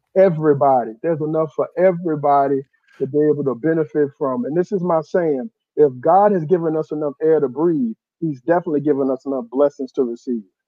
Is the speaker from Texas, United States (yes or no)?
yes; Houston, Texas, United States; I'm from, uh, uh, Southwest Houston by Sugarland, uh, Richmond.